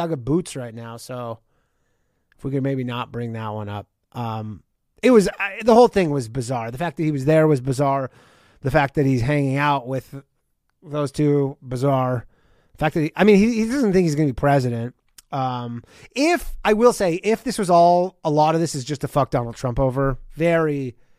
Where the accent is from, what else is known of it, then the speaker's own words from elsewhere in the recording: Canada; my home country of Canada